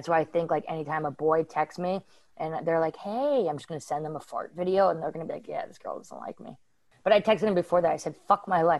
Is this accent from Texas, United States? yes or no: no; Vermont, United States; And we grew up skiing in Vermont, so you ski on ice.